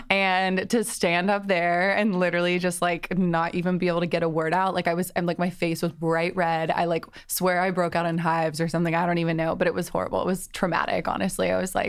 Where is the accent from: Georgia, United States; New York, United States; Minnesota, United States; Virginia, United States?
Georgia, United States; Atlanta; also born or lived in London, United Kingdom; now in Los Angeles, United States; Yeah, so I was born in London and moved to Atlanta with my whole family when I was like 12. Grew up in Atlanta, loved it, got a college degree in business, and then moved out